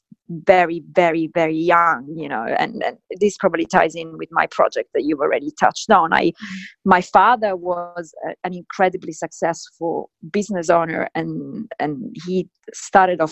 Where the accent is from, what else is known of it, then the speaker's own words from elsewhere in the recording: Sicily, Italy; I grew up in Sicily in the 80s